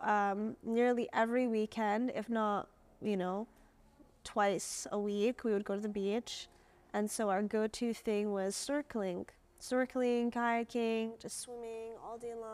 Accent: Jeddah, Makkah Province, Saudi Arabia; I grew up in Jeddah, um, which is the western part of Saudi Arabia

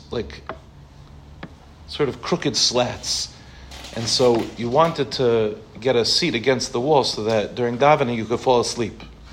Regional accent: Harborview, Five Towns, New York, United States; now in Israel; I grew up 5 minutes from here in a place called Harborview

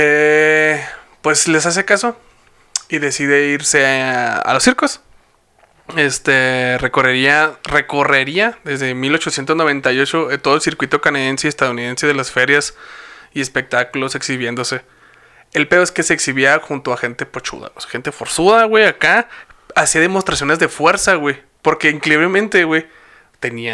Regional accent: Hidalgo del Parral, Chihuahua, Mexico; Somos los dos de Parral

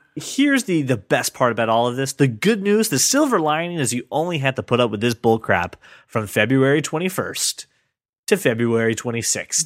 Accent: United States; I'm an American

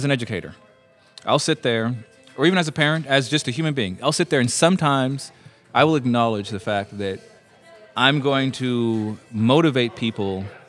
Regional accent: United States; Black guy growing up in America.

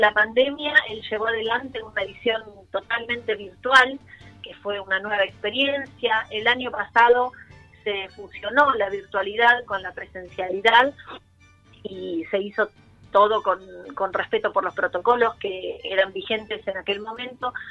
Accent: Buenos Aires, Argentina; yo nací acá en Buenos Aires, soy argentina

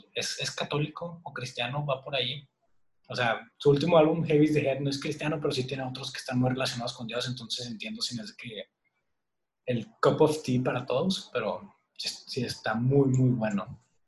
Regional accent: Monterrey, Nuevo León, Mexico; los tres somos de Monterrey, Nuevo León

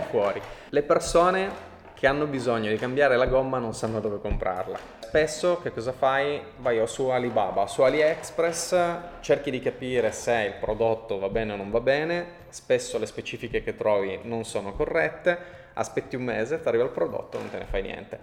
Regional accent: Turin, Piedmont, Italy; siamo di Torino, siamo italiani

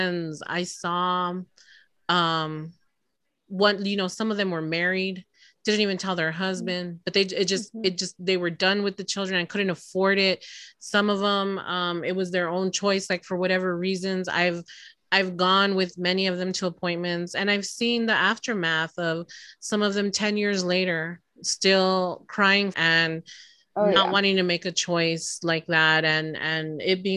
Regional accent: the South, United States; now in Texas, United States; I am from the South

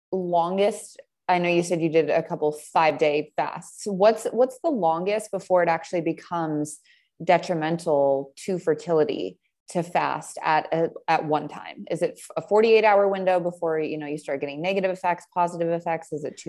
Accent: Montana, United States; I'm from Montana.

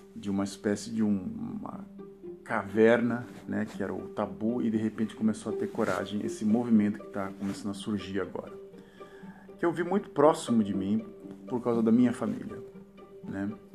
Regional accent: Brazil; moved away as an adult; now in Netherlands; do meu país de origem, esse Brasil

